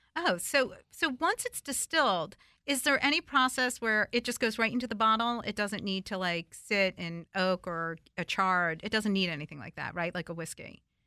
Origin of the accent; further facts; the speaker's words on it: New Jersey, United States; now in Washington, D.C., United States; my childhood, you know, growing up in New Jersey